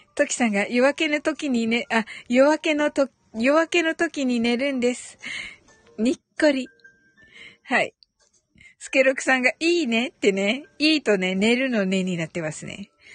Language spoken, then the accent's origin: Japanese; Kyushu, Japan; 九州人なんでね、発音がね